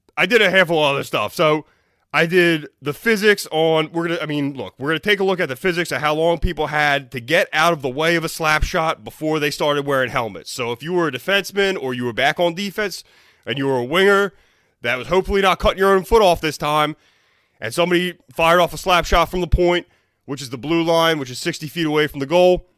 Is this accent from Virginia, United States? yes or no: no; Philadelphia, Pennsylvania, United States; I'm from Philly